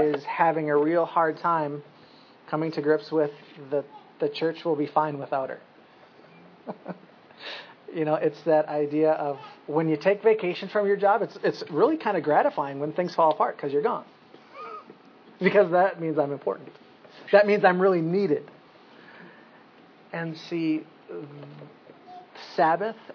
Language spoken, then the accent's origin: English; United States; as Americans